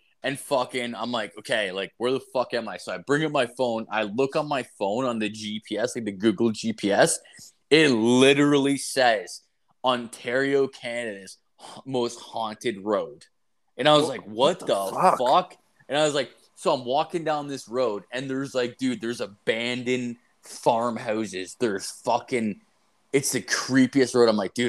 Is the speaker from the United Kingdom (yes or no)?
no; Ireland; And I'm not a ginger. I'm Irish.